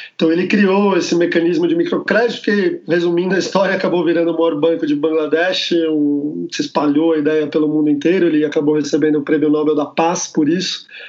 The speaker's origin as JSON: {"language": "Portuguese", "country": "Brazil", "said": "sou do Brasil"}